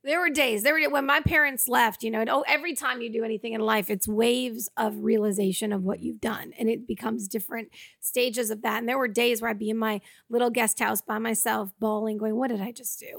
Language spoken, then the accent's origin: English; Georgetown, Massachusetts, United States; moved away as an adult; also born or lived in Albuquerque; now in Los Angeles, United States; I grew up in Georgetown